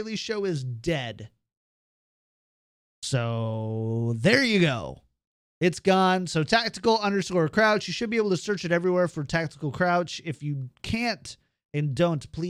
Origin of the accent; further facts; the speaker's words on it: Minnesota, United States; I'm from like the most German part of Minnesota. So we had this guy in my hometown called Wally Pickle